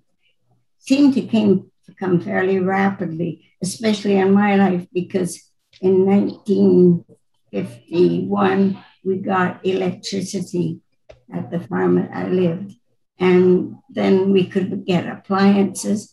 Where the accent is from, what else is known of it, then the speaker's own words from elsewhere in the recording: Neilburg, Saskatchewan, Canada; I grew up on a farm near north of Neilburg, 5 miles.